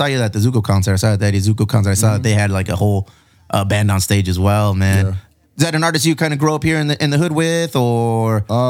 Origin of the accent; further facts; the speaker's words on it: Chula Vista, California, United States; I'm from Chula Vista.